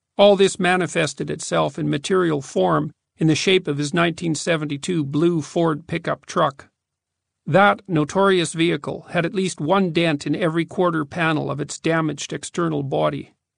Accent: Fairview, Alberta, Canada; also born or lived in Edmonton; the dismal, cramped adolescent culture of my hometown

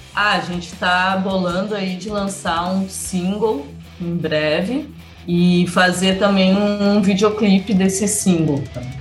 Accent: Porto Alegre, Rio Grande do Sul, Brazil; E nós somos de Porto Alegre

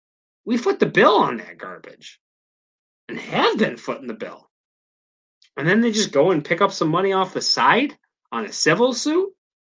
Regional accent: United States; we're the American citizens

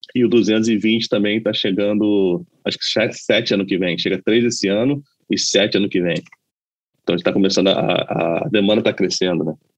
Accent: Brazil; moved away as an adult; also born or lived in Los Angeles, United States; now in United States; eu sou brasileiro, falo português sem problema nenhum

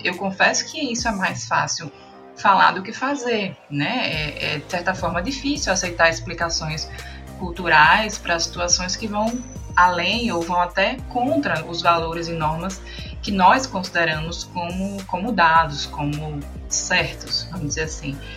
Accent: Brazil; enquanto brasileiro

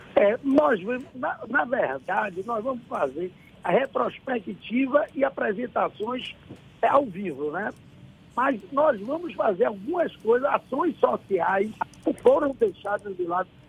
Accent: Lençóis, Bahia, Brazil

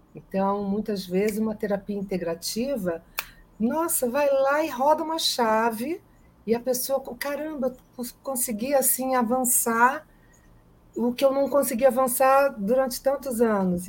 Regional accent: Brazil; o meu país, onde eu nasci, o país que eu amo

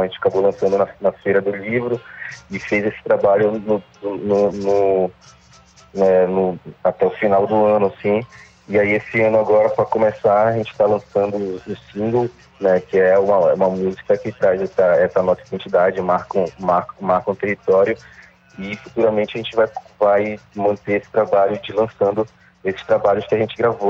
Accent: Belém, Pará, Brazil; also born or lived in Outeiro, Belém; A gente nasceu em Coraci e, e, e mora em Caratateu há, há bastante tempo

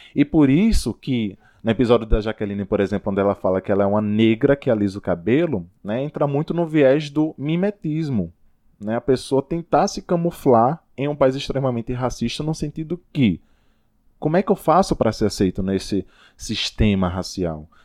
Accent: Rodelas, Bahia, Brazil; lá na minha cidade, Rodelas

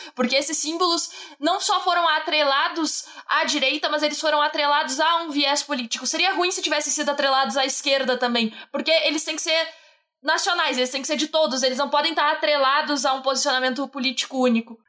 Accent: Brazil; tenho orgulho de ser brasileira

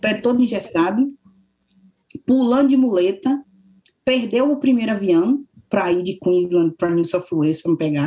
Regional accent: Brazil; moved away as an adult; now in Australia; eu saí do Brasil

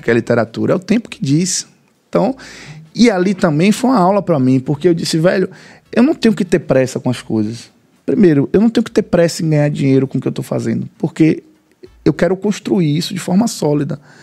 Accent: Muritiba, Bahia, Brazil; Eu vivi 30 anos no Reconcavo Baiano

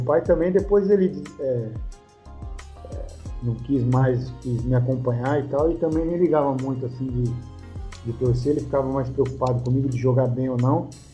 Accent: Cajamar, São Paulo, Brazil; moved away as an adult; also born or lived in Italy / Spain / Turkey; eu sou de Cajamar e São Paulo é próximo

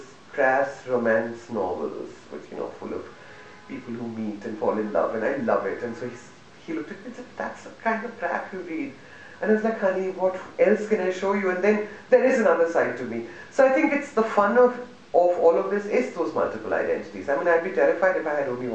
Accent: Delhi, India; I'm a Malayali, but I live in Delhi

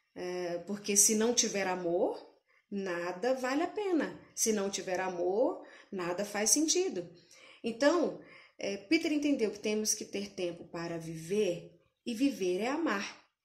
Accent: Brasília, Federal District, Brazil; eu sou de Brasília mesmo

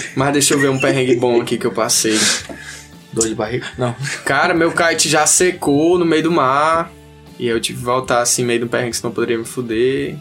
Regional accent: Teresina, Piauí, Brazil; eu nasci e me criei aqui em Teresina, né, e tal, vivi minha vida toda aqui

